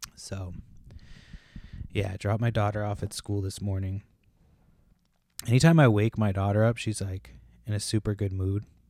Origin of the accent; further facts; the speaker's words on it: Massachusetts, United States; moved away; also born or lived in Washington State; we moved from Washington State to Massachusetts, which is where I'm originally from